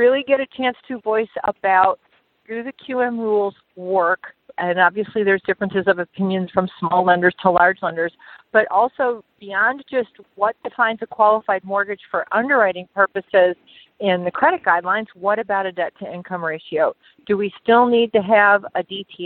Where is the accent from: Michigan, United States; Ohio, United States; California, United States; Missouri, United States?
Michigan, United States; Detroit; I'm from Detroit